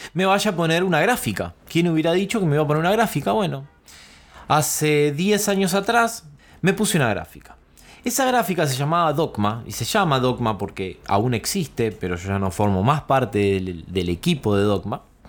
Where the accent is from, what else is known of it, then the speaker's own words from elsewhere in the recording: Quilmes, Buenos Aires Province, Argentina; un coworking en Quilmes, en mi barrio, en donde yo nací